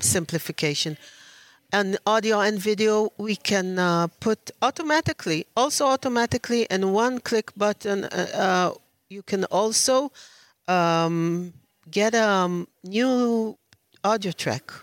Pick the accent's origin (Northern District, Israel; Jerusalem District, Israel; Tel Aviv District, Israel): Tel Aviv District, Israel; Tel Aviv; I'm from Tel Aviv, Israel